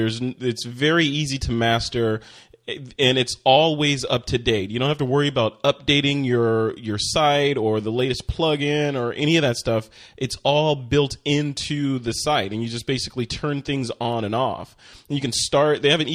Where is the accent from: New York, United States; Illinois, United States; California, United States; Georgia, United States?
Illinois, United States; Chicago; also born or lived in Flint, Michigan / Tokyo, Japan; I am from Chicago. Actually, I was born in Michigan, but I grew up in Chicago.